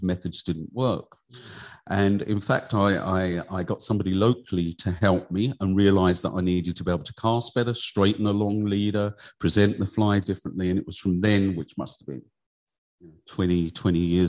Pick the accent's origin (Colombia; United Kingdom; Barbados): United Kingdom; Kent, South East England; now in South Tipperary, Ireland; I grew up in Kent in England.